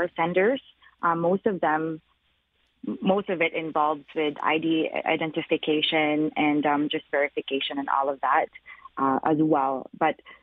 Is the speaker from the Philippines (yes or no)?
yes; Philippines; now in Canada; I'm Filipino myself